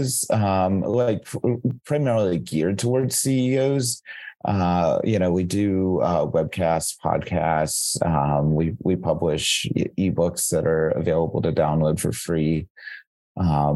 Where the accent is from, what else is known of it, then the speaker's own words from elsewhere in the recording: North Carolina, United States; now in Chicago, United States; I'm originally from North Carolina in the East Coast of the United States